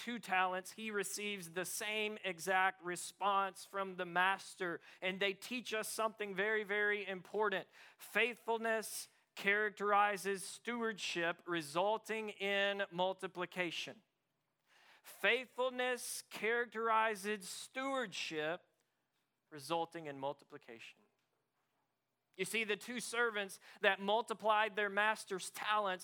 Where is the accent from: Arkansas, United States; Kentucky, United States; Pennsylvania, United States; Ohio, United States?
Arkansas, United States; moved away; also born or lived in East Texas; I grew up in Arkansas. We're all about farming